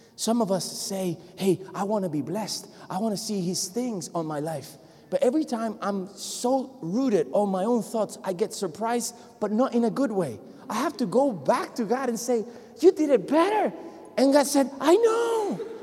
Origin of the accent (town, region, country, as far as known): Puerto Rico; first language Spanish; English is a second language; moved away